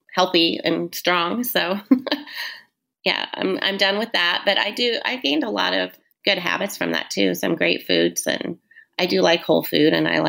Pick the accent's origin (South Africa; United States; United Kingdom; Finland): United States; Southern Indiana; now in Fishers, United States; we're all from Southern Indiana and growing up the way that we did